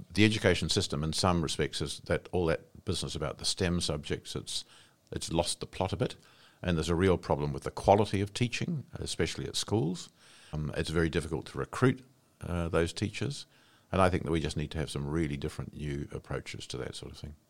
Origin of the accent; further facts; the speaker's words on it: Wairarapa, Wellington, New Zealand; moved away as an adult; I came from the Wairarapa, where I'd grown up